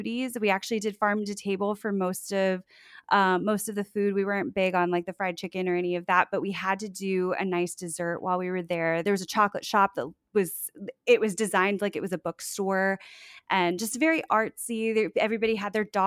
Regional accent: South Florida, United States; moved away as an adult; also born or lived in Orlando; now in Sanford, United States; I'm originally from South Florida, just north of Fort Lauderdale, and moved to Orlando for college, and I live in Sanford

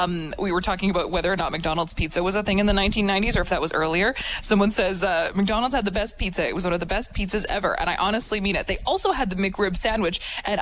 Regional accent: Saskatoon, Saskatchewan, Canada; moved away; when I was a kid growing up in Saskatoon

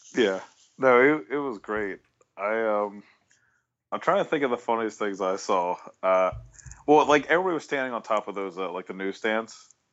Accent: Maryland, United States; I grew up in Maryland

